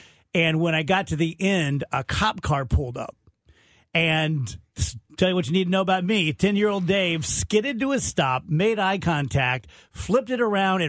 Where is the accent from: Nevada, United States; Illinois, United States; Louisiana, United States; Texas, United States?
Louisiana, United States; South; I'm from South Louisiana.